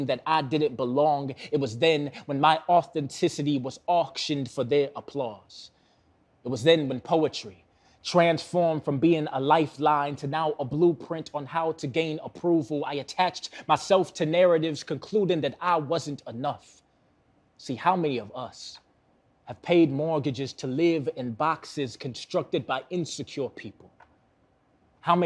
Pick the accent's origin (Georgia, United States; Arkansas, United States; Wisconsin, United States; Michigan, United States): Wisconsin, United States; Milwaukee; Born and raised in Milwaukee, still live in Milwaukee